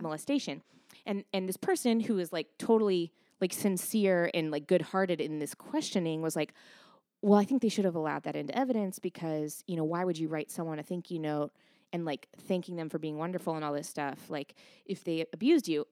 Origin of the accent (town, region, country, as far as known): Pacific Northwest, United States; born or raised there; moved away